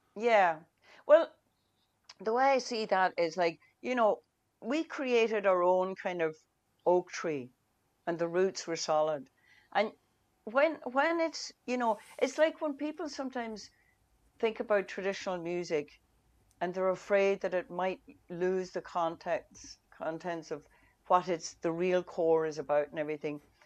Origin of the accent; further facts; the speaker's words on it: Donegal, Ulster, Ireland; first language Irish; English is a second language; when I grew up in Donegal years ago